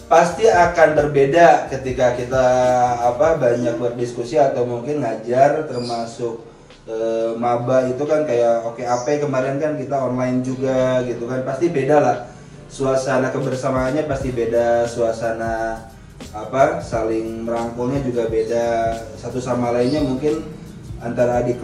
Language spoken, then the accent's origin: Indonesian; Bandung, West Java, Indonesia; jadi saya lahir di {S1} Bandung {S0} ya orang tua saya Majalengka ibu saya Garut sebetulnya